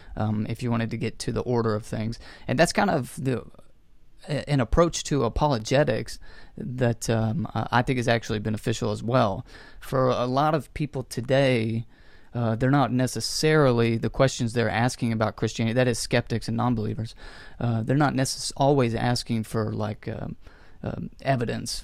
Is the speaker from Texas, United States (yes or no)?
yes; North Texas, United States; also born or lived in Lubbock, Texas; I was born and raised here in North Texas